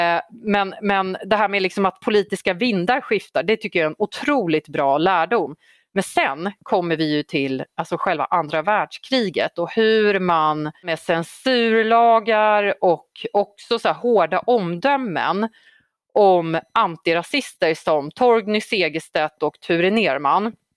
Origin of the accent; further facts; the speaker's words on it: Uppsala, Uppsala County, Sweden; Gottsunda i, eh, där jag växte upp i, i några år under tonåren